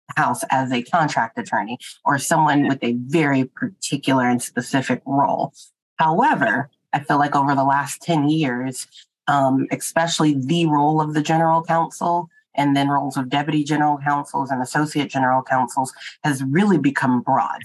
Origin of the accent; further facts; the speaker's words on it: Texas, United States; now in Boston, United States; I'm from Texas